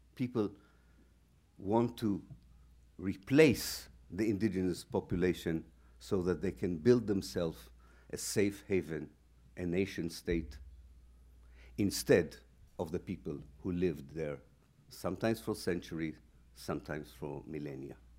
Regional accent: Haifa, Haifa District, Israel; moved away; also born or lived in Exeter, United Kingdom; I was born in Israel in 1954.

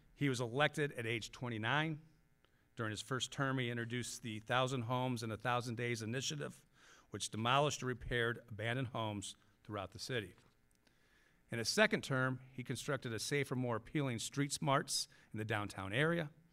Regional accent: Mishawaka, Indiana, United States; now in Parma, United States; I grew up in Mishawaka, which is just next door to South Bend.

